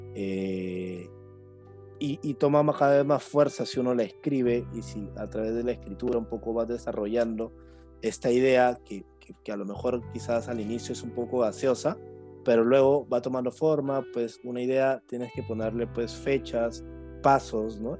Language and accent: Spanish; Piura, Peru; yo soy un joven piurano